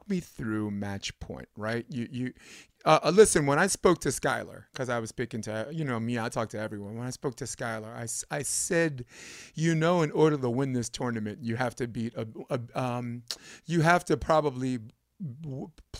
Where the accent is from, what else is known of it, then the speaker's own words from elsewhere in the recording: New York, United States; I'm from New York